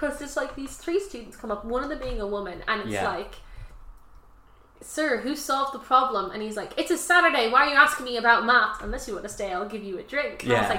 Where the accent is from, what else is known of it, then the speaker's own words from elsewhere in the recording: Ireland; because we're Irish